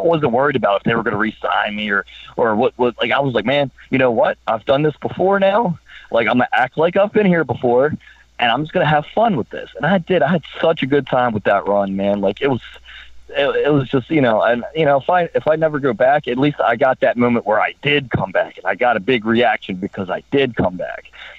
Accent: Baltimore, Maryland, United States; I grew up in Baltimore. my parents did very well for me. But, you know, when I was growing up in Baltimore, we didn't have much.

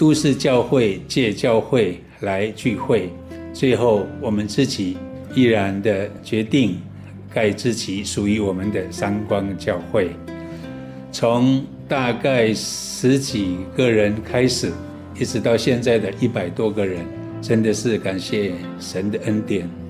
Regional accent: Wufeng, Hsinchu County, Taiwan; now in Hsinchu, Taiwan; 啊，从民国六十九年，我就从五峰桃山部落搬到新竹市来服务。

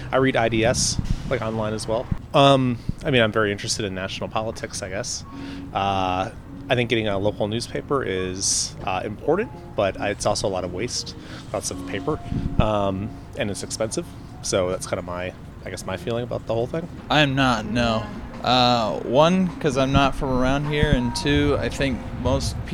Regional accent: Indianapolis, Indiana, United States; I'm originally from Indianapolis, and I've lived here for almost six years.

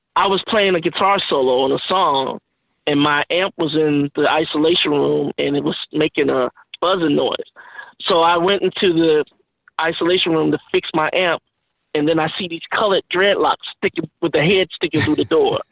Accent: Oakland, California, United States; I'm originally from Oakland, California

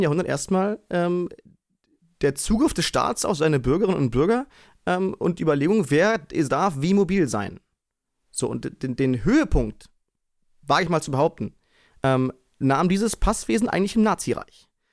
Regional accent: Berlin, Germany; in dieser räudigen kleinen Sporthalle ähm, bei uns in Konradshöhe

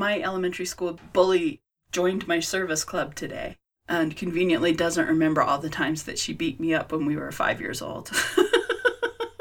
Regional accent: Jackson, Wyoming, United States; I was born in Jackson Hole, Wyoming

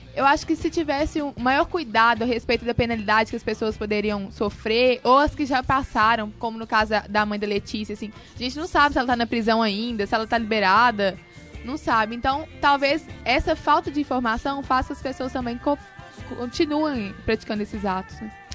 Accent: Sete Lagoas, Minas Gerais, Brazil; eu sou de Sete Lagoas

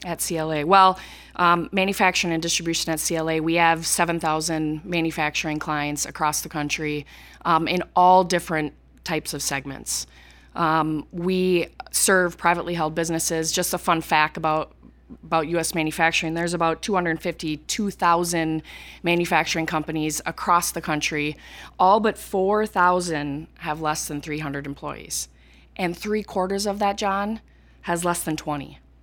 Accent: Cleveland, Minnesota, United States; I came from Cleveland, Minnesota, population six hundred people, graduated with, uh, forty kids in my class, and, um, was from a very rural community

